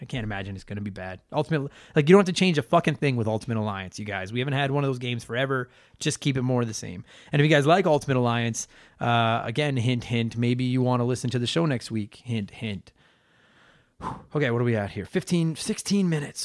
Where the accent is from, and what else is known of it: Canada